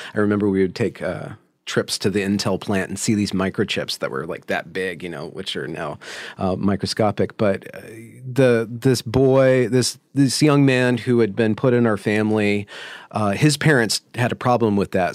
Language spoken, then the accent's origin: English; Ukiah, California, United States; I was born in California in, uh, Mendocino County.